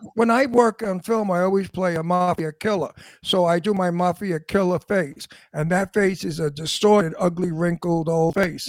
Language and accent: English; New York City, New York, United States; accent: antique Brooklyn; My Brooklyn accent is called antique Brooklyn